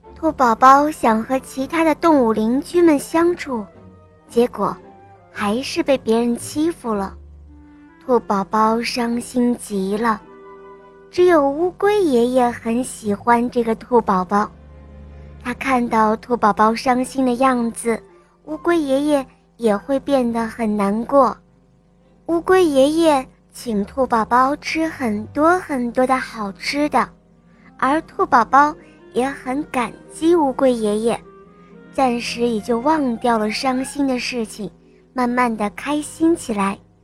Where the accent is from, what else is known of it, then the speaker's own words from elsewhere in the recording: Jiangxi, China; 今年七岁了，我来自江西